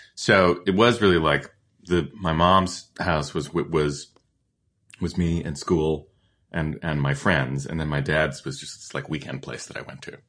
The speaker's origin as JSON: {"language": "English", "town": "Colchester", "region": "Connecticut", "country": "United States", "tie": "born or raised there", "moved": "yes", "said": "I grew up in Connecticut, uh, in a town called Colchester"}